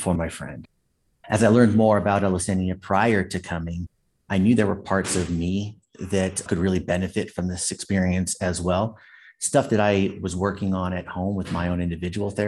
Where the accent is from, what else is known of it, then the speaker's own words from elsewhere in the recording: San Jose, California, United States; also born or lived in New York / Seattle, Washington; I was raised Catholic in San Jose, California